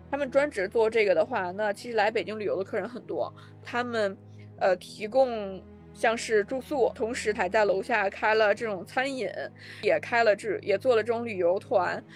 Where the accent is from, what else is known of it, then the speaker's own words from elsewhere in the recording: Gansu, China; moved away; 我们老家都是甘肃的嘛，然后我们在甘肃这边儿也去拓展了一些餐饮业